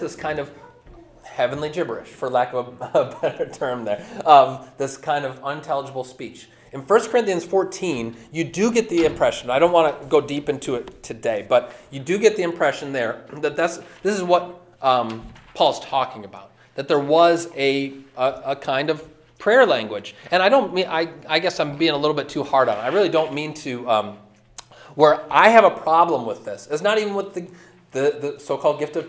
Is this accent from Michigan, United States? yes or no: yes; Lake Orion, Michigan, United States; when I was growing up in Lake Orion